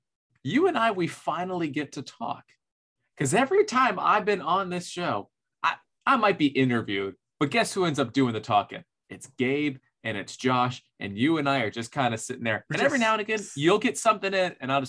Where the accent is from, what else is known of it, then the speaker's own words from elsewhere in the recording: Orlando, Florida, United States; now in Nashville, United States; I'm from Florida, but directly, I'm from Orlando.